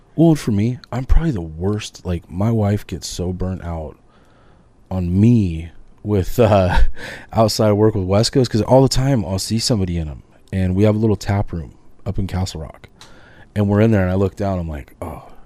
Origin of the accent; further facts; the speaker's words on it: Northern California, United States; now in Oregon, United States; I grew up in Northern California with my dad